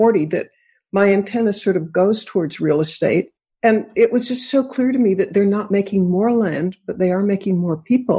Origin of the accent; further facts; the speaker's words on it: Boston, Massachusetts, United States; moved away; also born or lived in California; I grew up in Boston.